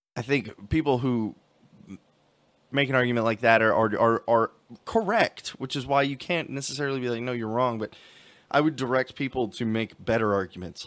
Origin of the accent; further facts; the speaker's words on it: United States; we have as Americans